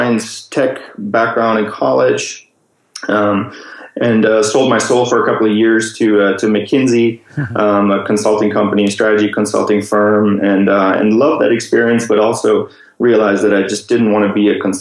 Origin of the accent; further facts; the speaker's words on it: Munich, Bavaria, Germany; moved away; I'm originally from Germany. I was born and raised in Munich, close to the Alps.